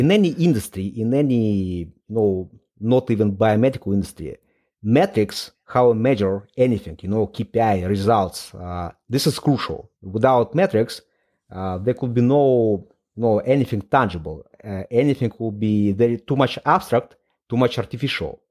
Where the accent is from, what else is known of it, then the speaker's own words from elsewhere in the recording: Moldova; English is a second language; moved away as an adult; now in London, United Kingdom; I was born in Moldova. It's a very small country in, in Eastern Europe.